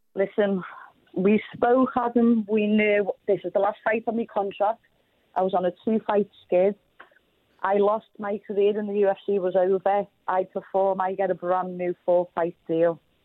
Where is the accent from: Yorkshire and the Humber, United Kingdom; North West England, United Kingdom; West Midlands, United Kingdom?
North West England, United Kingdom; Liverpool